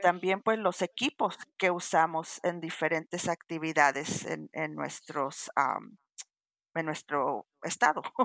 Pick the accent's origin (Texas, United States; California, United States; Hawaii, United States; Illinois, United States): California, United States; Los Angeles; nací y crecí en Los Ángeles, soy de descendencia mexicana